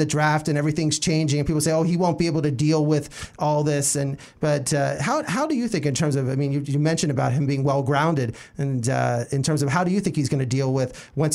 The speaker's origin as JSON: {"language": "English", "region": "Pennsylvania", "country": "United States", "said": "I'm from Pennsylvania"}